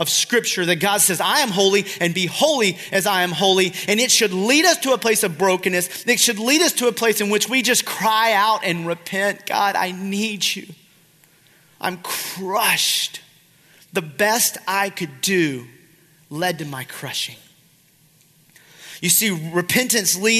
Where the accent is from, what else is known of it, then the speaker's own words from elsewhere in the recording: South Georgia, United States; I'm from South Georgia